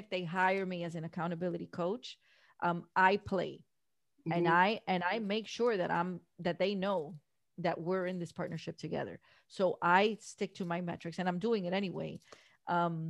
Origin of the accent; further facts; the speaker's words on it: Miami, Florida, United States; Born and raised in Miami, we don't have mountains here.